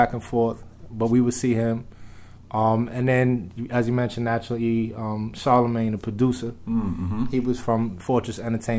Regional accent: New York City, New York, United States; growing up in the Bronx, the stuff that I was able to see hip-hop-wise was just so invaluable.

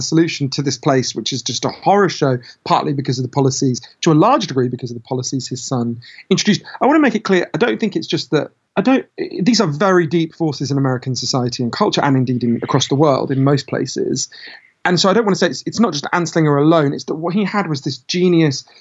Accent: United Kingdom; my home country, Britain

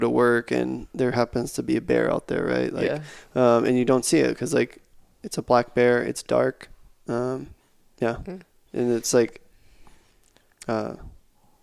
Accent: South Texas, United States; I grew up in South Texas

